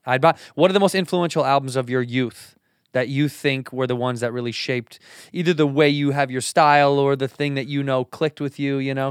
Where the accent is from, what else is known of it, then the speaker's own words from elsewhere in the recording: Chicago, Illinois, United States; moved away; I grew up in the Midwest in Chicago